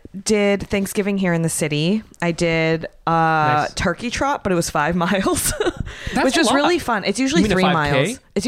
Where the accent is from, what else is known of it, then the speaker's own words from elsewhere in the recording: San Francisco, California, United States; I am from San Francisco.